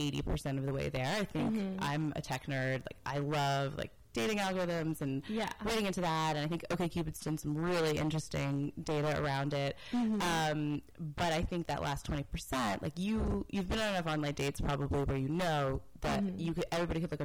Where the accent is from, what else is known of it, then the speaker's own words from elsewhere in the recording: Washington, District of Columbia, United States; moved away as an adult; now in Los Angeles, United States; I am from the East Coast, grew up in D.C., and moved out to LA to go to grad school